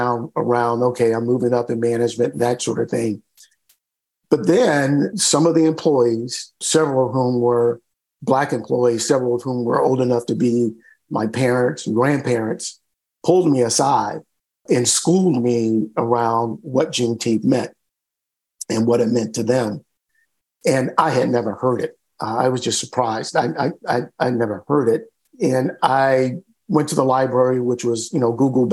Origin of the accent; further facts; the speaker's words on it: North Carolina, United States; moved away as an adult; also born or lived in Houston, Texas; I grew up in North Carolina in the South in the 50s, 60s, and 70s